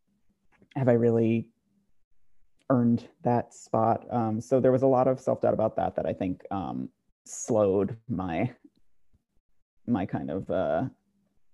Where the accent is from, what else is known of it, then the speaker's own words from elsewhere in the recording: New Jersey, United States; my hometown in New Jersey